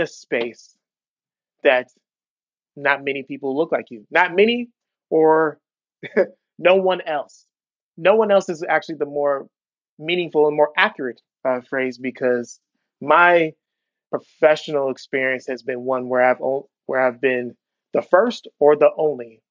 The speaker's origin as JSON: {"language": "English", "region": "Southern California", "country": "United States", "moved": "yes", "lives_now": "Milwaukee, United States", "said": "I'm originally from Southern California, although I am currently in Milwaukee."}